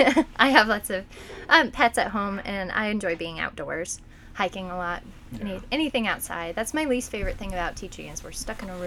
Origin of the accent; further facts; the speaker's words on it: Lakeview, Oregon, United States; I grew up in Lakeview, so coming back to Lake County is returning to home for me, and I came to be closer to my family.